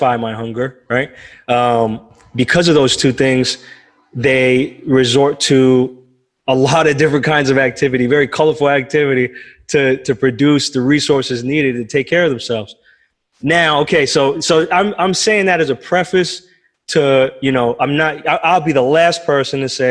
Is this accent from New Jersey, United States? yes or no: yes; Bergen County, New Jersey, United States; moved away; I'm from New Jersey, North Jersey, Bergen County. Grew up in a couple of towns, Dumont and Bergenfield